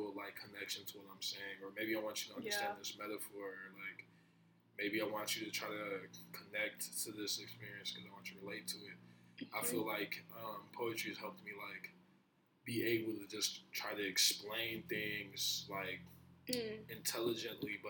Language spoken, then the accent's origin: English; Minneapolis, Minnesota, United States; also born or lived in New Jersey; growing up in South Minneapolis